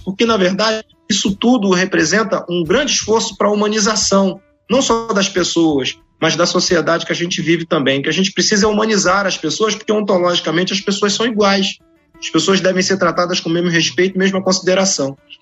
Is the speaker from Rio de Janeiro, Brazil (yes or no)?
yes; Baixada Fluminense, Rio de Janeiro, Brazil; na Baixada Fluminense, de onde eu venho